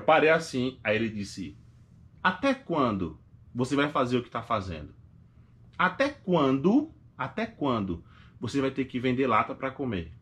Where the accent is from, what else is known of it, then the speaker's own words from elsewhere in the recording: Recife, Pernambuco, Brazil; moved away as an adult; now in United States; eu sou de Recife e sou favelado.